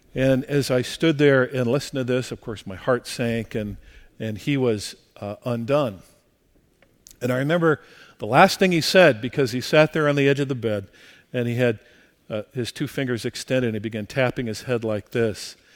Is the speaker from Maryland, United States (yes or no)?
no; La Mirada, California, United States; also born or lived in rural Midwest; the church in which I grew up here in La Mirada